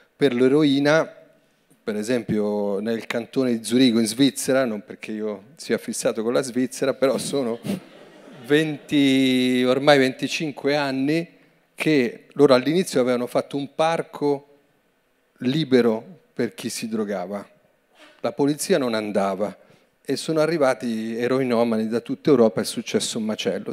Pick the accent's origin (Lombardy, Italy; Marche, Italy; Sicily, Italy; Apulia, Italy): Lombardy, Italy; Vedano al Lambro; le medie sono andato alla scuola pubblica di Vedano all'Ambro